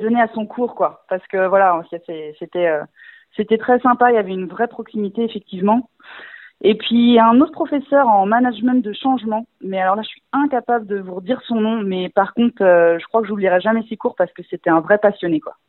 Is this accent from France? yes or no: yes; Rennes, Brittany, France; toute ma famille et mes amis dans le secteur puisque je suis rennaise